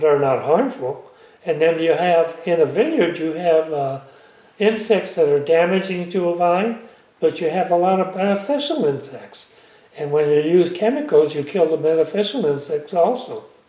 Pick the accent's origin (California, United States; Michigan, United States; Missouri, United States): California, United States; Calpella; I was born in Calpella